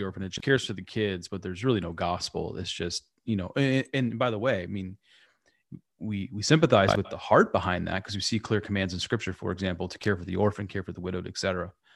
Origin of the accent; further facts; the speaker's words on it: United States; who's an American